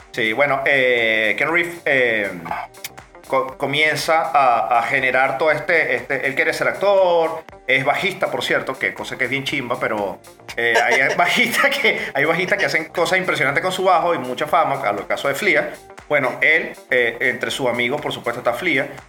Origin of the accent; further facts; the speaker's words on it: Venezuela; como todo venezolano